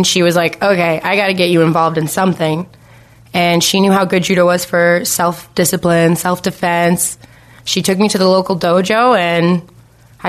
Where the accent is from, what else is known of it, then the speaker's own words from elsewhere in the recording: Ohio, United States; I grew up in Ohio